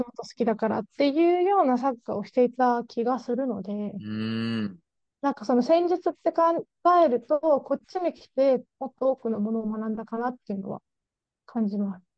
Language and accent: Japanese; Japan; moved away as an adult; now in Scotland, United Kingdom; どこから来たって日本だって言ったら